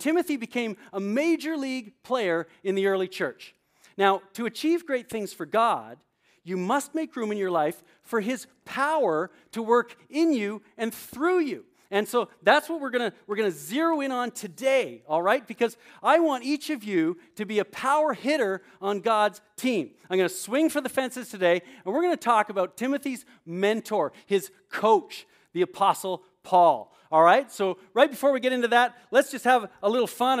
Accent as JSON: {"language": "English", "country": "Canada", "tie": "born or raised there", "also_born_or_lived": "New Brunswick, New Jersey", "moved": "yes", "lives_now": "New Jersey, United States", "said": "growing up in Canada, I played hockey."}